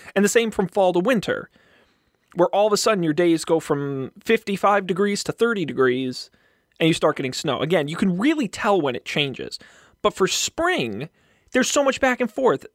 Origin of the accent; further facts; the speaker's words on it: Massachusetts, United States; I'm from Massachusetts